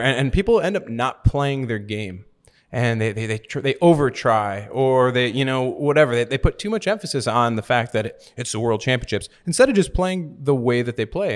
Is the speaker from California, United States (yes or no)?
no; Milwaukee, Wisconsin, United States; moved away as an adult; also born or lived in Romania; now in Florida, United States; I'm from Milwaukee, Wisconsin, and I've been living in Florida for about the past ten years.